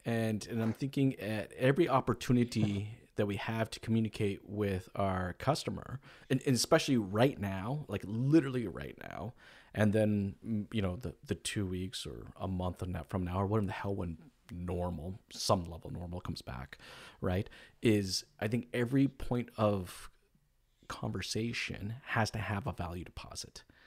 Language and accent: English; United States; I'm an American